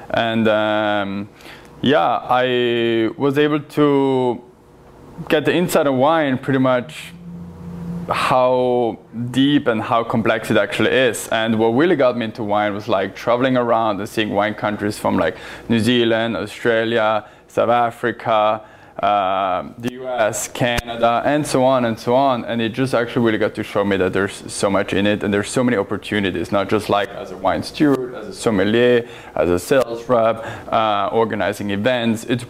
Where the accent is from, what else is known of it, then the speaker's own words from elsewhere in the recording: northern Italy, Italy; moved away as an adult; now in Portland, United States; I'm originally from Italy. That's where I was born and raised. And I moved to Portland in 2017